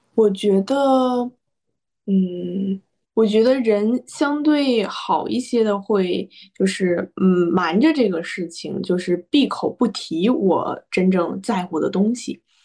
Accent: Hebei, China; 因为我是河北人，然后我就是在那种衡水体制中出来的

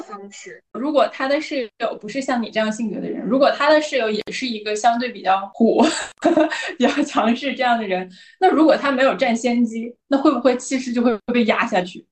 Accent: Northeast China, China; accent: Northeastern Mandarin; 我们东北话

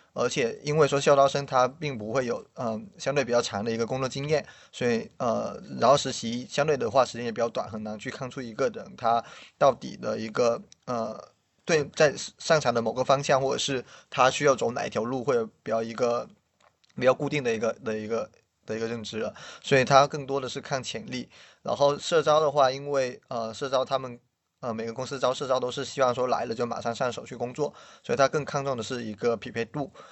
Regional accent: Guangdong, China; moved away as an adult; also born or lived in Shanghai; now in Beijing, China; 我是广东人，然后其实很多广东人都不，不喜欢离开广东

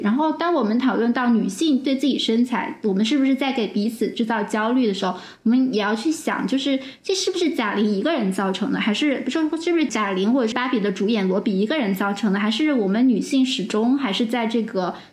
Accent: China; 我们中国人

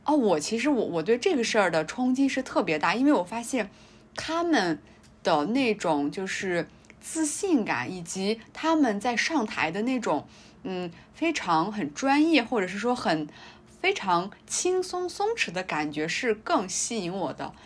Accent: Kazakh, Xinjiang, China; 我也是哈萨克族，但是我，因为我是纯纯的正儿八经的民考汉

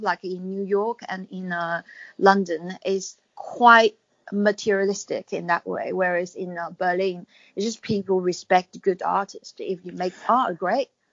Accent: China; moved away; I was going to go back to China, but because I'm British national now

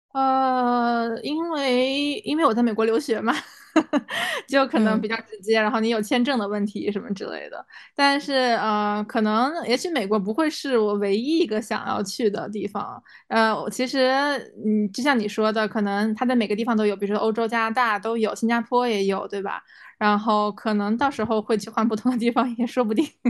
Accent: China; moved away as an adult; now in United States; 作为中国人

